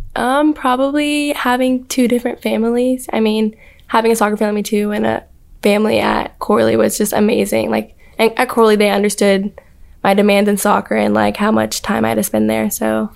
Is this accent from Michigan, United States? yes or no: no; Spring, Texas, United States; moved away as an adult; I'm from Spring, Texas, which is out of Houston